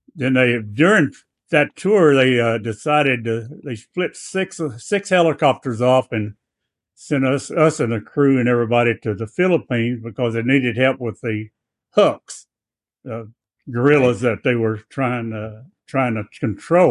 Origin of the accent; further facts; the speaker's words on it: Blytheville, Arkansas, United States; that little town in Blytheville, about sixty miles north of Memphis